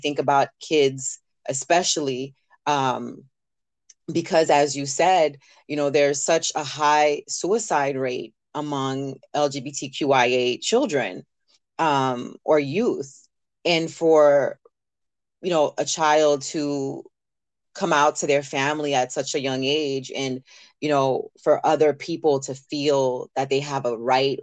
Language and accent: English; the South, United States; now in New York, United States; growing up in the South